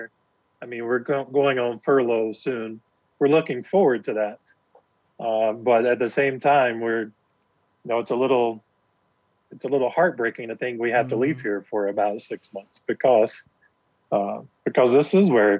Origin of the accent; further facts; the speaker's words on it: East Tennessee, United States; moved away as an adult; also born or lived in Decatur, Alabama; now in Kenya; I grew up in East Tennessee. I lived there for 20 years